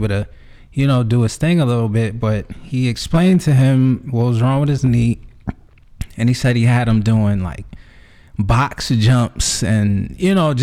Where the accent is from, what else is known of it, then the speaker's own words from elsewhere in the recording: New York, United States; now in Atlanta, United States; I'm from New York